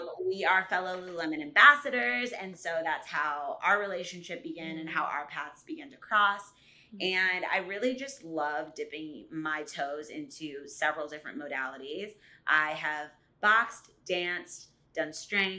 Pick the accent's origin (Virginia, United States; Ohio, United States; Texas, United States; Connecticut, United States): Virginia, United States; Virginia Beach; now in New Jersey, United States; I am from Virginia Beach originally, and I will always claim that as my home